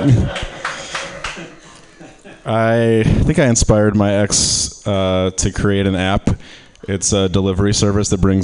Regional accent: Michigan, United States; I'm from Michigan

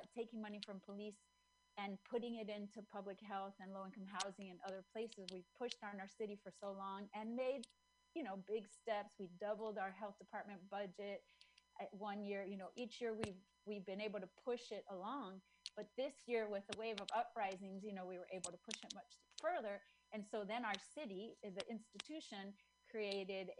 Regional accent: Chile; moved away; I'm from Chile.

